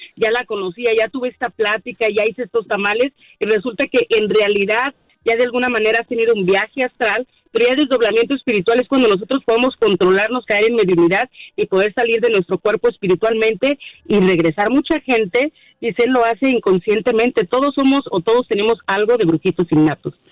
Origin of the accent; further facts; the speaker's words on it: Mexico; now in United States; Sí, yo soy mexicana, soy mexicana, de alguna manera tengo raíces también de aquí de Estados Unidos